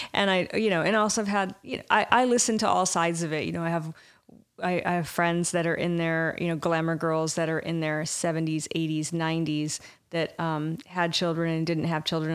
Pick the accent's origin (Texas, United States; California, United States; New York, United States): California, United States; Irvine; also born or lived in Michigan; I grew up in Orange County. I'm from Michigan. I grew up in Orange County and in Irvine